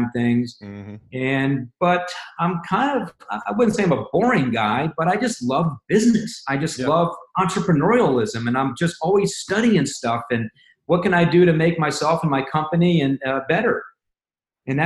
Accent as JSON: {"language": "English", "region": "Indiana", "country": "United States", "tie": "born or raised there", "also_born_or_lived": "Jersey Shore, New Jersey", "moved": "as an adult", "said": "I'm from Indiana. I'm a farm boy. I work on a farm and cows and pigs and silos and driving tractors"}